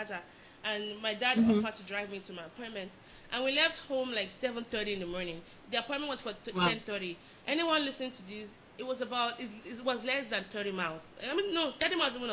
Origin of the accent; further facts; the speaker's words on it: Lagos, Nigeria; moved away; I'm from Lagos